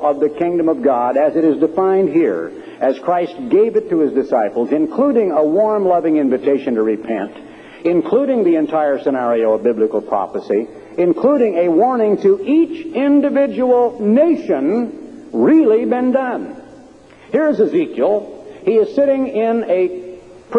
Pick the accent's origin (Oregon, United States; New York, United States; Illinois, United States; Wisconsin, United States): Oregon, United States; I'm an Oregonian. I grew up in Oregon during World War II